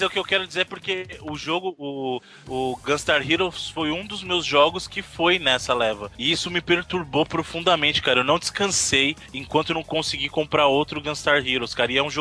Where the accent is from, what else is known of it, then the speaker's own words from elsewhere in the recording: Bahia, Brazil; eu sou baiano, rapaz.